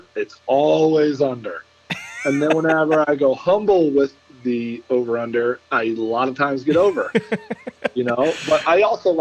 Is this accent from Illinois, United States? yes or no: yes; Chicago, Illinois, United States; moved away as an adult; also born or lived in New York; now in New Jersey, United States; I grew up in Chicago.